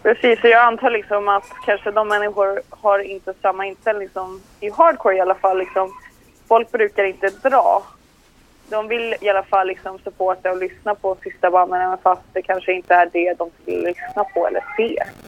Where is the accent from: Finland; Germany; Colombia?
Colombia; jag är liksom colombian